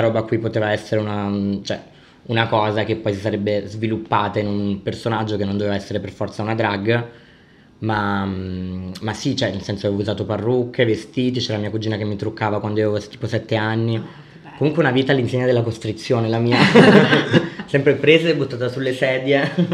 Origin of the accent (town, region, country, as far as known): Naples, Campania, Italy; born or raised there; now in Milan, Italy